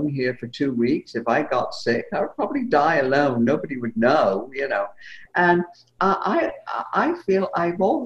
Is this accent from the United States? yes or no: no; England, United Kingdom; when I was a kid growing up in England